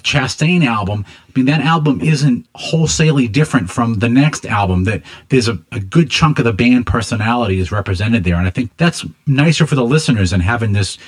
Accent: Boston, Massachusetts, United States; I'm a Boston guy.

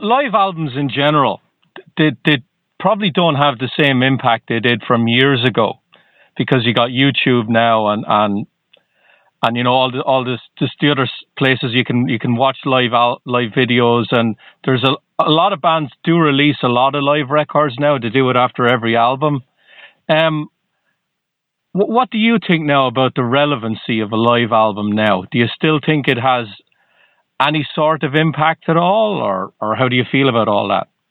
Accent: Ireland; now in Boston, United States; I'm originally from Ireland

